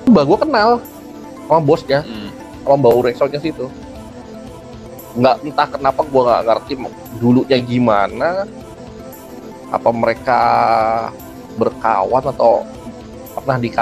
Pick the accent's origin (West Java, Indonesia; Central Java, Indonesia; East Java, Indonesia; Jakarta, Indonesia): Central Java, Indonesia; kampung gua di Jawa Tengah ada ada panggung itu ada jadi ada di satu penguburan kampung itu